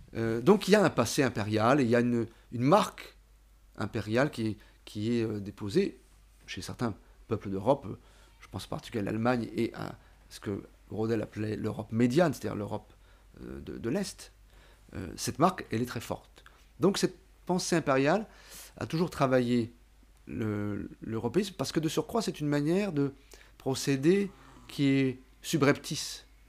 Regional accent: France; je suis français.

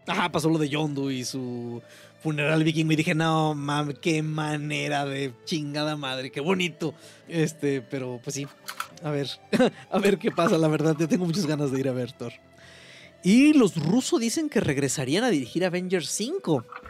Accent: Mexico; como mexicano

